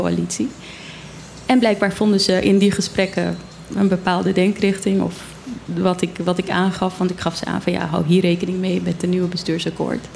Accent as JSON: {"language": "Dutch", "town": "Zwolle", "region": "Overijssel", "country": "Netherlands", "tie": "born or raised there", "moved": "as an adult", "lives_now": "Bonaire", "said": "Ik ben opgegroeid in Zwolle"}